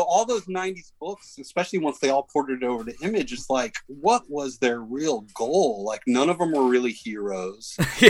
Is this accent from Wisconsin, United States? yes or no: no; Dallas, Texas, United States; I grew up in in Dallas, Texas